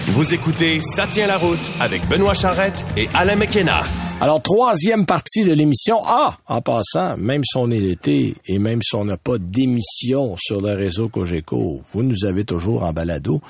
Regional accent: Saint-Timothée, Quebec, Canada; je suis de Saint-Timothée

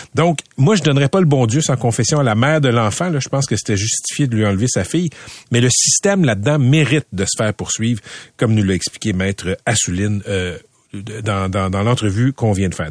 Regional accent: Laval, Quebec, Canada; j'ai grandi à Laval

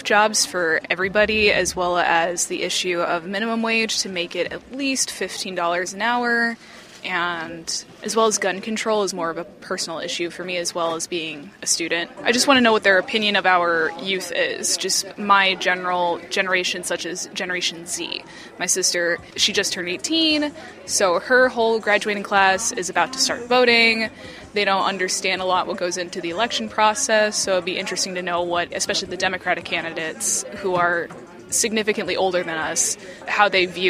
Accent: Lake Zurich, Illinois, United States; I'm studying psychology at Northern Illinois University, and I'm from Lake Zurich, Illinois.

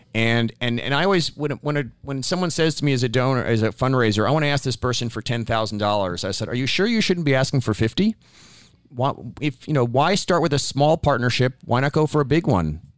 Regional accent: New York, United States; also born or lived in Bangladesh; growing up in New York in the seventies

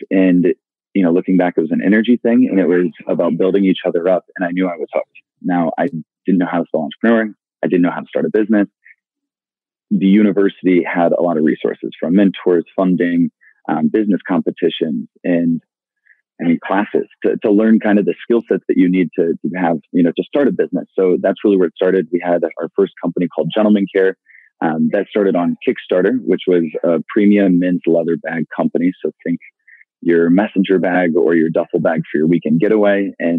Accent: Midwest, United States; And so growing up in the Midwest, again, you don't necessarily get every opportunity to come around some of these caliber of people.

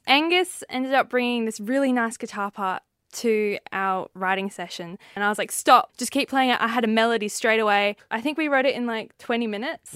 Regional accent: near Coogee, coast of Western Australia, Australia; I've just always been on the coast

